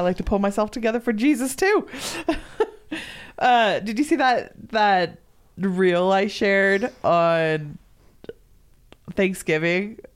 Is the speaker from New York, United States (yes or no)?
no; Southern California, United States; moved away; also born or lived in Oregon; growing up in Southern California. Like, I never had a white Christmas until I lived in Oregon.